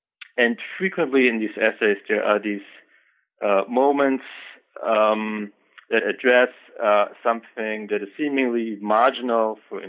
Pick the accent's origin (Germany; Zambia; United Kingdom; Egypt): Germany; now in United States; I am originally from Germany. I took some undergraduate courses in a number of fields, actually, at the University of Hamburg. I moved on to Michigan for my graduate work